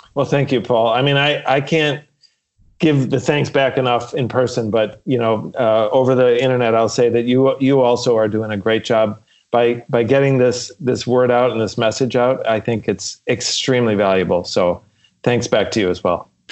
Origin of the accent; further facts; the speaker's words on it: Chicago, Illinois, United States; we had a big family growing up in Chicago